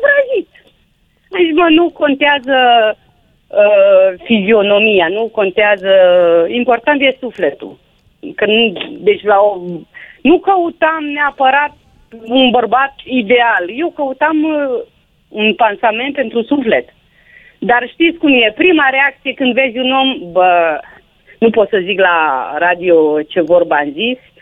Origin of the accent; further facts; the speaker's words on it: Reghin, Mureș County, Romania; eu nu sunt de Mulțea, sunt din Reghin.